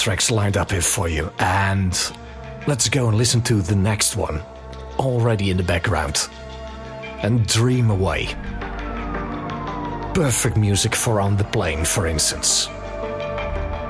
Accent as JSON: {"language": "English", "country": "Netherlands", "moved": "as an adult", "lives_now": "Cyprus", "said": "I need to visit my home country more often"}